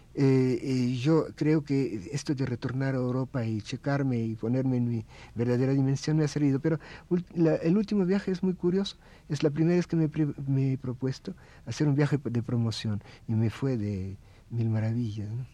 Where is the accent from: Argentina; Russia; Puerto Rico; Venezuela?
Russia; Spanish is a second language; now in Mexico; Yo soy el único ruso vestido de ruso eh, aquí y en Rusia